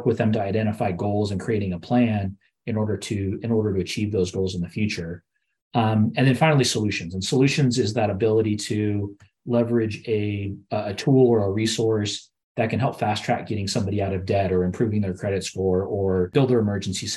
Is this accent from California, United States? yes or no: yes; Southern California, United States; I'm growing up in Southern California myself